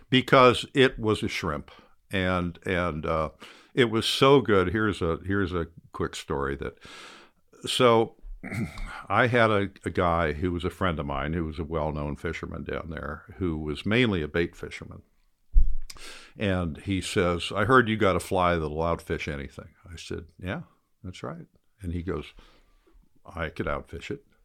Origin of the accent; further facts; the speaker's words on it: Ohio, United States; now in Florida Keys, United States; I grew up in Ohio